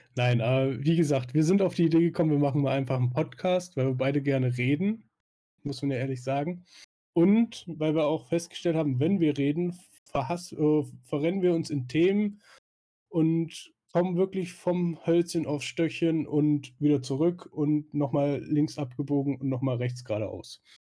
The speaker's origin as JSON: {"language": "German", "area": "Swabia", "region": "Baden-Württemberg", "country": "Germany", "tie": "born or raised there", "said": "da ich ja gebürtiger Schwabe bin"}